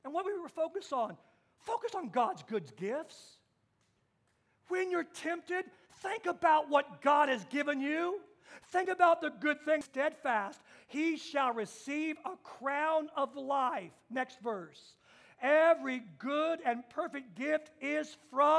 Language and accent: English; Kansas, United States; I got my driver's license in Kansas at 14 years old